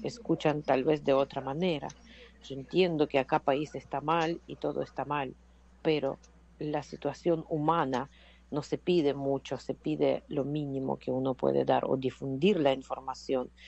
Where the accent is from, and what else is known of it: Ukraine; Spanish is a second language; now in Buenos Aires, Argentina